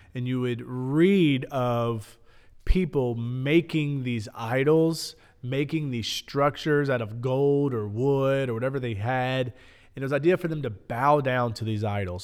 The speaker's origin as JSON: {"language": "English", "town": "Lebanon", "region": "Tennessee", "country": "United States", "tie": "born or raised there", "said": "Growing up in Middle Tennessee, growing up in Lebanon"}